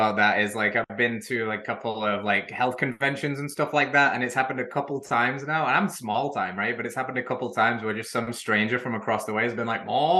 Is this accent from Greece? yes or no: no; England, United Kingdom; now in Middle Tennessee, United States; but she's American and I'm English. So there's issues with long distance.